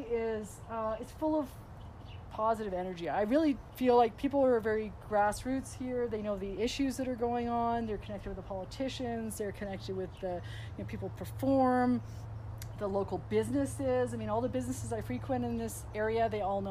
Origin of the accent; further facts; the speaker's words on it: Vancouver, British Columbia, Canada; moved away as an adult; now in Edmonton, Canada; being born and raised in Vancouver, being there most of my life